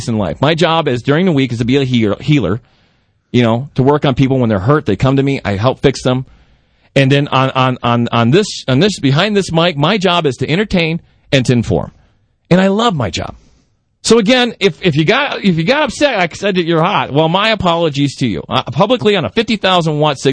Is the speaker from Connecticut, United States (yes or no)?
no; Texas, United States; now in New Mexico, United States; I'm from Texas